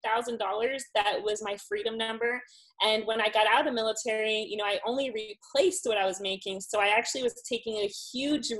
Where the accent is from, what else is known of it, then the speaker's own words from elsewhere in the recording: Miami, Florida, United States; moved away as an adult; I am originally from Miami, Florida